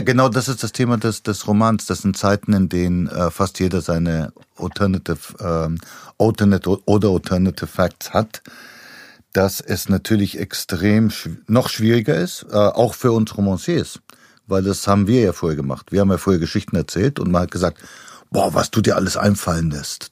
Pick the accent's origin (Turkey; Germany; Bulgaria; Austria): Bulgaria; moved away; in Bulgarien, wo ich herkomme